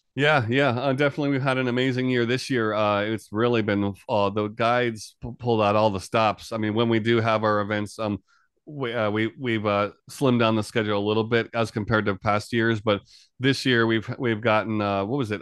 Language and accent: English; New York area, United States; moved away as an adult; now in Japan; I'm originally from New York area of the U S. I've been in Japan here for about a total of almost, coming up on twenty years